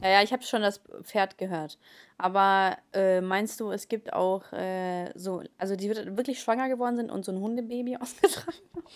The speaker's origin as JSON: {"language": "German", "country": "Germany", "tie": "born or raised there", "second_language": "German", "said": "als ich äh, nach Deutschland gekommen bin, äh, war ich ja so dritte, also in der Hälfte der dritten Klasse."}